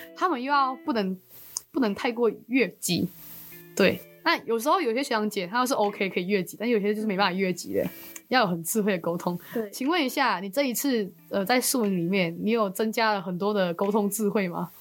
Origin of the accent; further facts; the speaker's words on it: Malaysia; first language Chinese; moved away as an adult; now in Taiwan; 我们马来西亚人，我们中文是很OK的，因为我们嗯。母语就是中文嘛